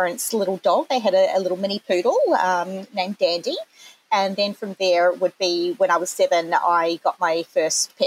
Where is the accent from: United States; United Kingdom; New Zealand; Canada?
New Zealand; accent: Kiwi; moved away as an adult; now in Australia; back in New Zealand before I moved over here, because I'm a Kiwi, which has probably come through already at some point in my accent.